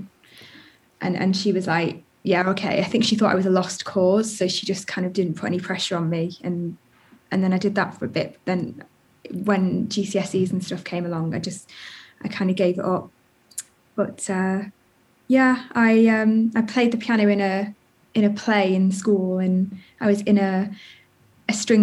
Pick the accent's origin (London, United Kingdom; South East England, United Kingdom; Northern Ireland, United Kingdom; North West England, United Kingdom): North West England, United Kingdom; Chester; moved away as an adult; also born or lived in Liverpool / Wirral Peninsula / Brighton; I was born in Liverpool and grew up in Chester